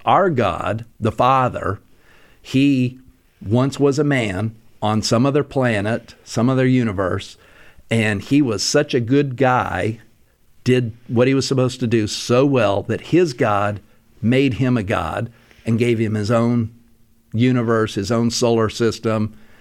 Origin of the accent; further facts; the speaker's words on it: Salt Lake City, Utah, United States; growing up in Salt Lake